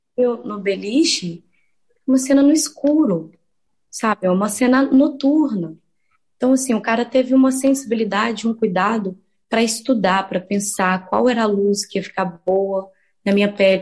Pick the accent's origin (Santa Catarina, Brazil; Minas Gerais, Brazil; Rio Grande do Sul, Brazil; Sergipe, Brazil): Minas Gerais, Brazil; Santa Luzia; also born or lived in Belo Horizonte; foi o lugar onde eu fui criada sobretudo Santa Luzia, assim, que é a minha comunidade